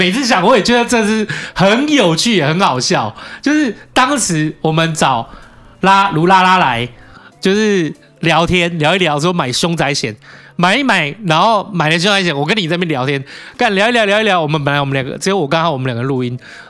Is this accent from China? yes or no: no; Taipei, Taiwan; 哦，所以那时候你觉得我是台北人的礼貌？